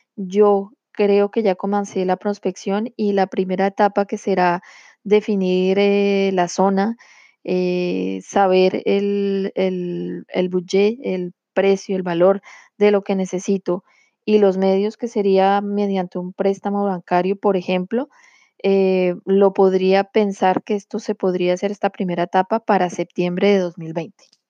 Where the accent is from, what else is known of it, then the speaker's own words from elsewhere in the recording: Colombia; now in France; poder ir cada año a Colombia, de donde yo soy originaria y en donde vive mi familia, Em, como yo vivo eh, aquí en Francia